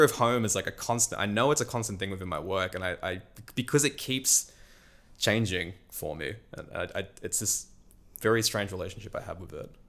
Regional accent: Newcastle, New South Wales, Australia; moved away as an adult; Australia for me was home and particularly my hometown, Newcastle

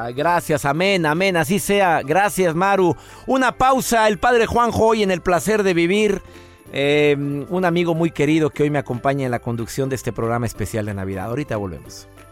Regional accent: Colombia; now in San José, United States; Soy de Colombia

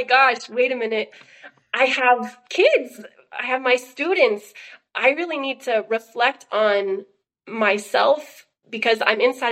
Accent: Oklahoma, United States; I was born in Oklahoma to super hippie parents

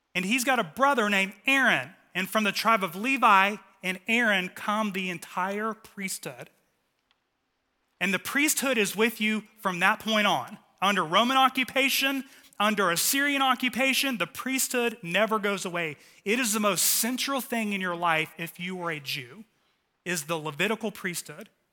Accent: Dallas, Texas, United States; The three of us were like the trifecta of altar boys growing up in North Dallas

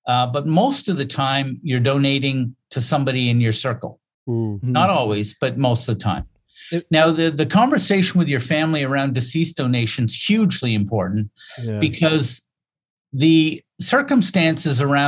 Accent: Nova Scotia, Canada; also born or lived in Saskatchewan; I'm from Nova Scotia. I work here

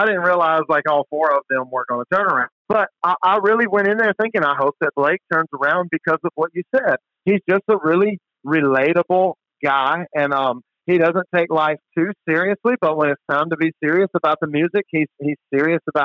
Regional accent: Mississippi, United States; I grew up in Mississippi.

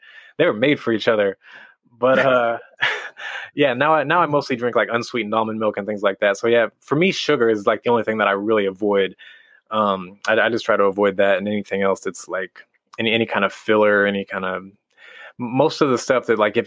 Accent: Midwest, United States; now in California, United States; I'm from the Midwest

